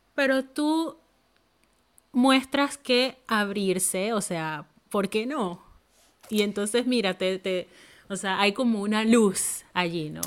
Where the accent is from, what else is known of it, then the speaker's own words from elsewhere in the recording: Panama; moved away as an adult; now in Finland; las mismas amigas que yo tenía en mi país